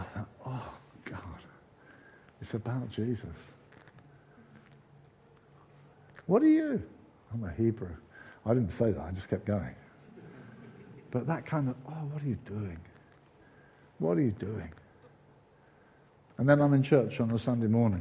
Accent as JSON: {"language": "English", "town": "Brighton", "region": "South East England", "country": "United Kingdom", "tie": "born or raised there", "said": "We lived in Brighton"}